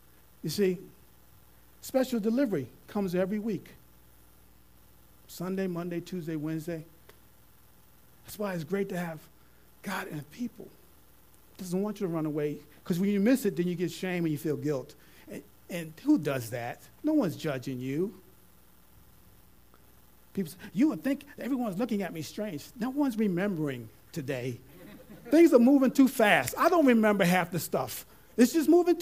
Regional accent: New York, United States; I'm a New Yorker at heart

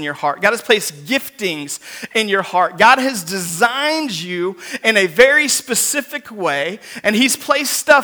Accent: Seattle, Washington, United States; moved away; I'm originally from Seattle, Washington

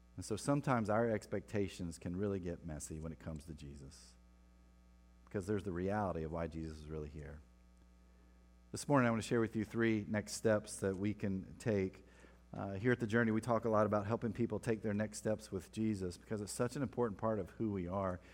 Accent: Winston-Salem, North Carolina, United States; moved away; my hometown in Winston-Salem. North Carolina

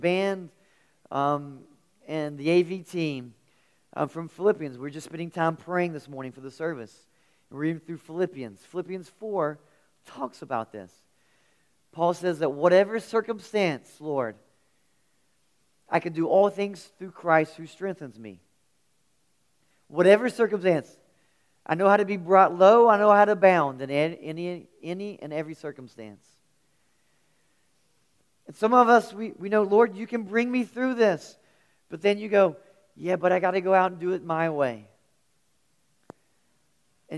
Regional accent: near the Kanawha River, West Virginia, United States; I grew up near the Kanawha River, and I spent a lot of time on the Kanawha River

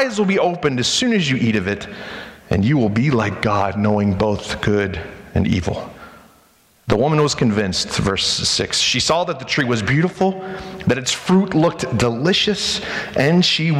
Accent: United States; we as American Christians

